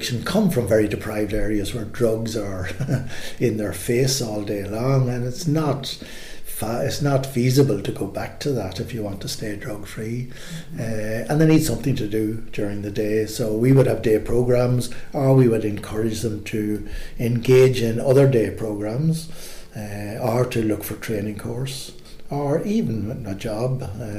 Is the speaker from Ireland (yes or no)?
yes; Ireland; And I thought growing up in Ireland was a wonderful place. Ireland was a wonderful place to grow up